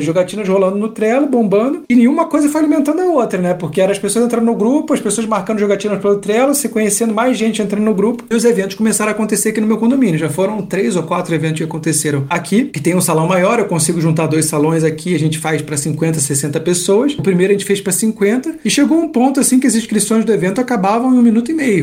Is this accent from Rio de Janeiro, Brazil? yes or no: yes; Rio de Janeiro, Brazil; moved away as an adult; now in Curitiba, Brazil; Eu sou carioca, não sou curitibano, então eu, eu vim pra cá, vou fazer, fiz 10 anos agora de Curitiba